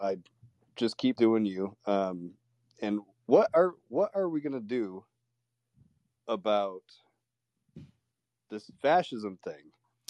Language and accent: English; Buffalo, New York, United States; I'm from Buffalo